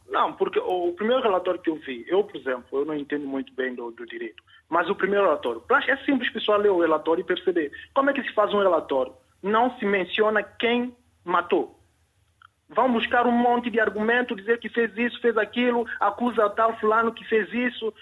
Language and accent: Portuguese; São Tomé & Príncipe; nós como santomenses